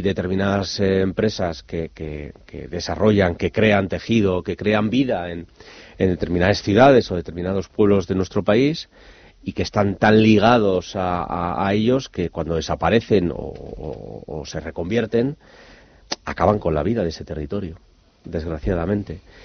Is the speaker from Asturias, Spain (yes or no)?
yes; Avilés, Asturias, Spain; como buen avilesino asturiano